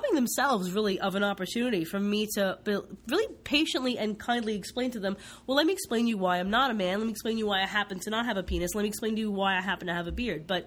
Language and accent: English; East Coast, United States; now in West Coast, United States; I grew up on the East Coast